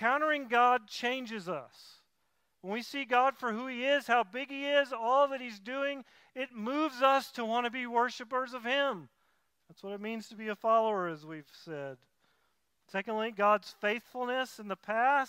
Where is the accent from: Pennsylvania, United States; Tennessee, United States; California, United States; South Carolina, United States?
Tennessee, United States; moved away; I'm from Tennessee, so I say it closer to tobacco